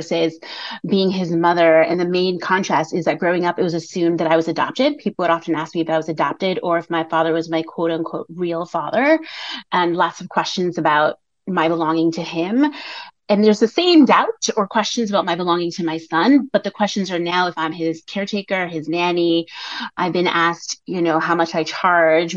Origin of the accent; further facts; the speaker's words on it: New York, United States; first language English and Spanish; I was raised in New York and I was raised bilingually. So I am a native English and Spanish speaker